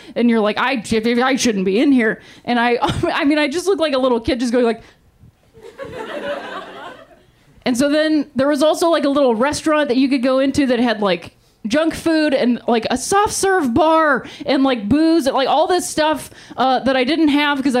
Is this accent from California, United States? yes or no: no; Akron, Ohio, United States; now in Los Angeles, United States; I'm from Akron, Ohio, also home of the king, LeBron James